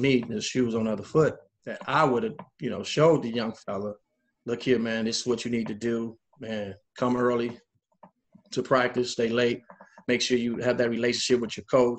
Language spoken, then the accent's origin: English; Chicago, Illinois, United States; moved away as an adult; also born or lived in Denver; born and raised in Chicago. went to high school in Chicago, went to college in the state of Illinois